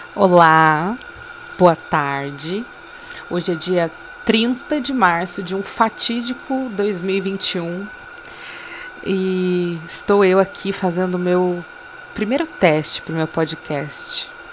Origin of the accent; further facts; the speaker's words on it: Brazil; sendo brasileiro